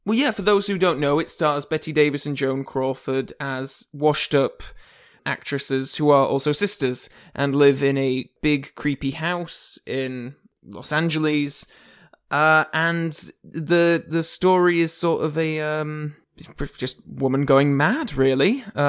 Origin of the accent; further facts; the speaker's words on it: England, United Kingdom; Hello. I'm English